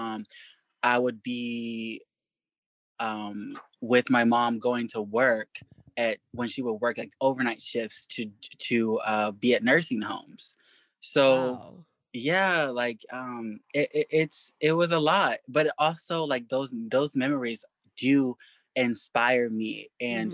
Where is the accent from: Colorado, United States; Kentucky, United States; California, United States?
Kentucky, United States; growing up in Kentucky